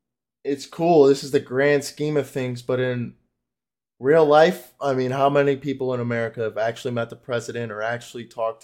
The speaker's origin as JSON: {"language": "English", "town": "Chicago", "region": "Illinois", "country": "United States", "tie": "born or raised there", "also_born_or_lived": "Florida", "moved": "yes", "said": "I grew up in Chicago."}